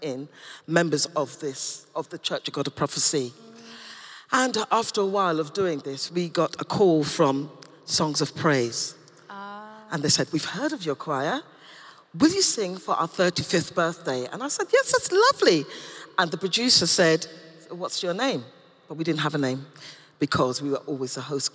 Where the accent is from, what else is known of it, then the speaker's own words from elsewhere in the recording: London, United Kingdom; also born or lived in Tooting; I was born in Wimbledon and went to church in Tooting